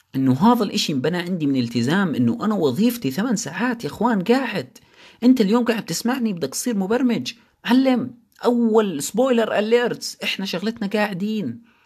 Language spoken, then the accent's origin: Arabic; Jordan; عندنا بالاردن